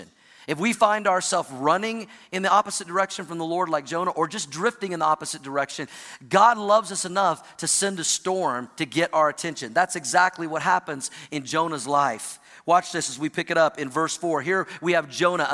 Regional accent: Oklahoma, United States; also born or lived in Missouri / Indiana; now in Colorado, United States; I grew up in the Midwest in Oklahoma, spent some time in Missouri and Indiana, now live in Colorado

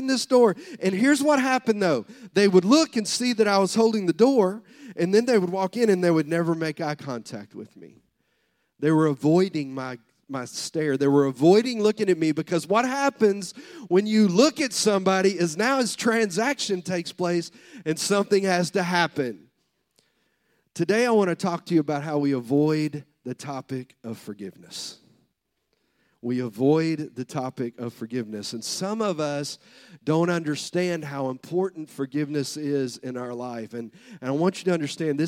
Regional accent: the South, United States; I'm from the South

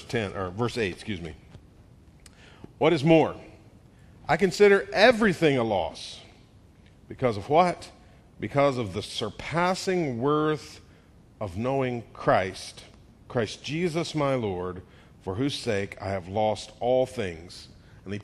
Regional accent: Atlanta, Georgia, United States; I was born in 1969 in Atlanta.

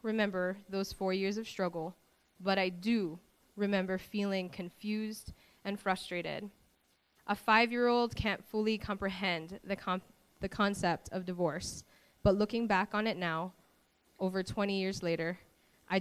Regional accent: Maui, Hawaii, United States; I was born and raised on Maui.

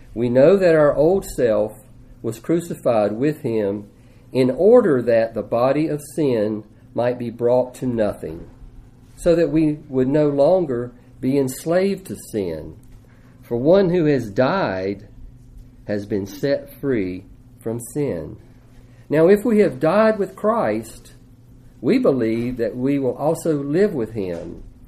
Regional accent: United States; as an American

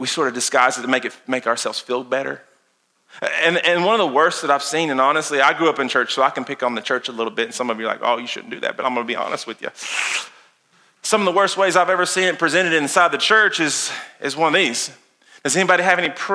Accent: Lincoln County, Casey County, Garrard County, Boyle County, Kentucky, United States; we grew up around here in Lincoln County, Casey County, Garrett County, Bull County

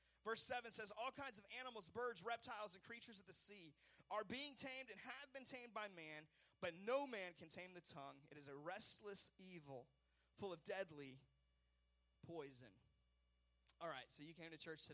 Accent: West Coast, United States; I grew up on the West Coast, and in the West, forest fires are a big deal.

